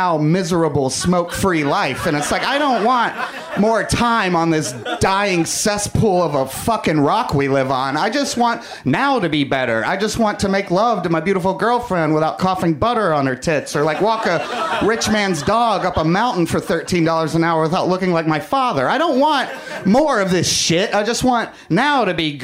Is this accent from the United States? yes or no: yes; the South, United States; now in Los Angeles, United States; growing up in the South